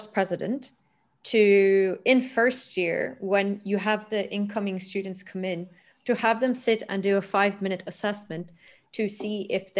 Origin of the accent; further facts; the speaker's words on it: Turkey; now in Italy; I'm from Turkey